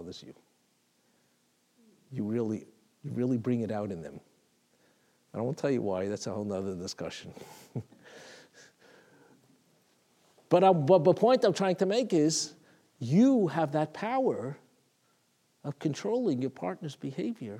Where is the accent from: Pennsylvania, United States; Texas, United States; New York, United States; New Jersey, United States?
New York, United States; New York City; I remember as a little boy in Talmud Torah, I grew up in Brooklyn.